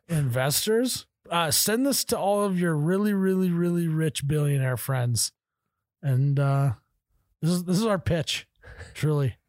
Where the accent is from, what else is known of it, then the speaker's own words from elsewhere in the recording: Midwest, United States; I pronounce every syllable, 'cause I'm from the Midwest